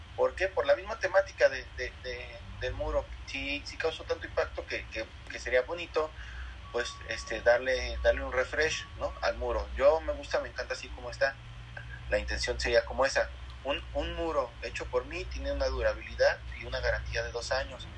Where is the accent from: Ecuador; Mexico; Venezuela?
Mexico; Aguascalientes; nací yo aquí en Aguascalientes, soy hidrocálido 100%, mis abuelos, mis padres, toda mi familia